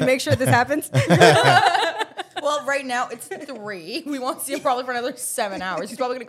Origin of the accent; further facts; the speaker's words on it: Canada; now in United States; I'm Canadian